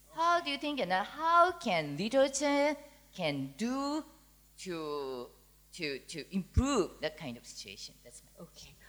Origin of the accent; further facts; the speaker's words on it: Singapore; we are from Singapore, and my daughter is 10 years old.